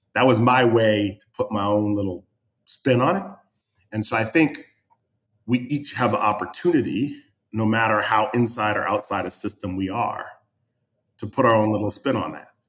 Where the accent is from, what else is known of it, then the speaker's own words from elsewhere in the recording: New England, United States; I didn't grow up in Miami. I grew up in New England